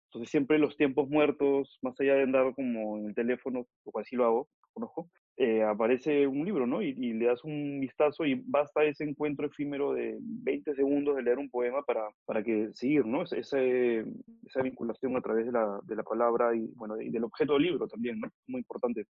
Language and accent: Spanish; Lima, Peru; also born or lived in Mexico; Yo nací en México, pero toda mi vida la he transcurrido en, en Perú, en Lima